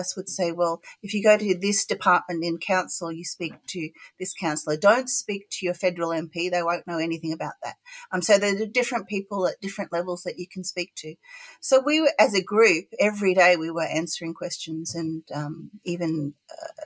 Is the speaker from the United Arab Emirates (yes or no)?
no; Gold Coast, Queensland, Australia; accent: not really Ocker; I grew up on the Gold Coast, and all throughout my childhood, all the way to university